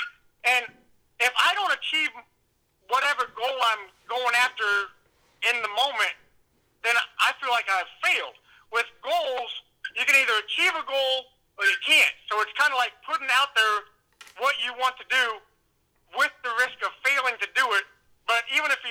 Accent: Missouri, United States; moved away; where I grew up in Missouri

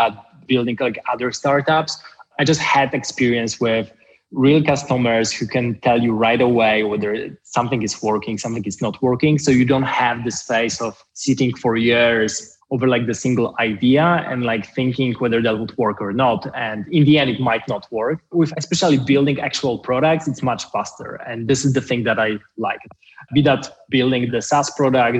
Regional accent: Poland; moved away as an adult; also born or lived in Paris / Oxford; in my home country, in a place where I was born

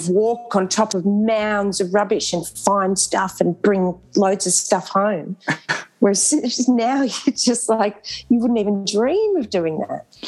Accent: Canberra, Australian Capital Territory, Australia; I grew up in Canberra and we were featured on the television because our primary school was the first school in Canberra to get

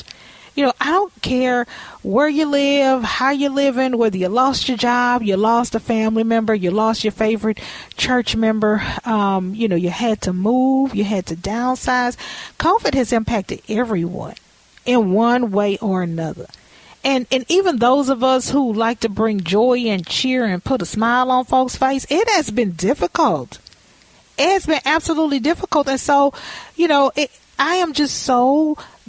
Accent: Louisiana, United States; I'm from Louisiana

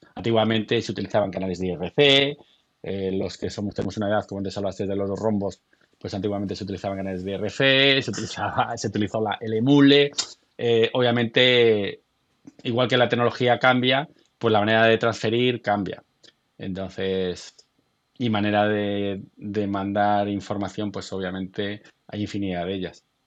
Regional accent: Galicia, Spain; yo soy gallego

